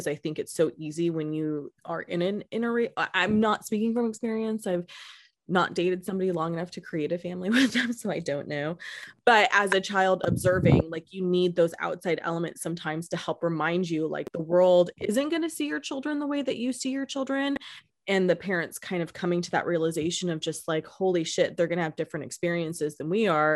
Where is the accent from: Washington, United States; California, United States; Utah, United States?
California, United States; Modesto; I'm from Modesto